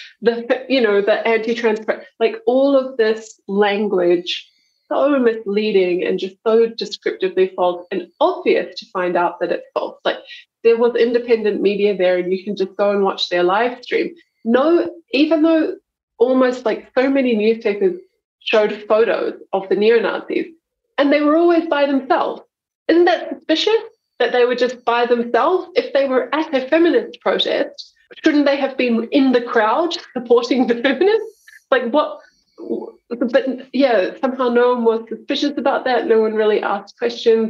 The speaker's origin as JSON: {"language": "English", "town": "Taupo", "region": "Waikato", "country": "New Zealand", "tie": "born or raised there", "moved": "yes", "lives_now": "Melbourne, Australia", "said": "I'm a Kiwi, yep. I grew up in Taupo."}